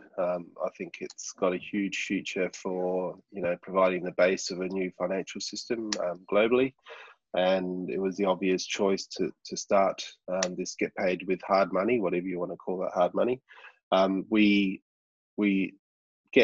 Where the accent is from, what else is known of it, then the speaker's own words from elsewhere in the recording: Launceston, Tasmania, Australia; my hometown here in Launceston